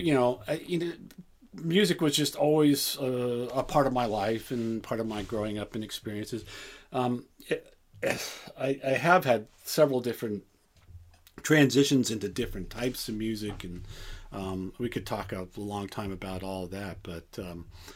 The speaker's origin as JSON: {"language": "English", "town": "El Cerrito", "region": "California", "country": "United States", "tie": "born or raised there", "also_born_or_lived": "Berkeley, California / Los Angeles, California / Norway", "lives_now": "Richmond, United States", "said": "I grew up in the East Bay. I live in Richmond right now. I grew up in El Cerrito."}